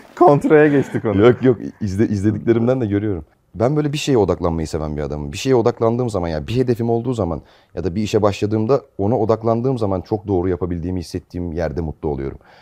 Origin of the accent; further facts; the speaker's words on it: Manisa, Turkey; moved away as an adult; now in Istanbul, Turkey; Manisa'da, Manisalıyım ben. 7 senedir İstanbul'dayım.